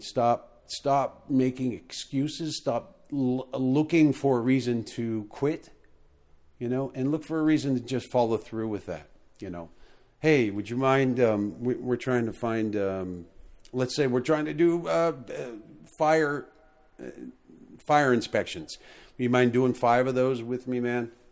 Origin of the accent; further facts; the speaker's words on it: United States; I'm American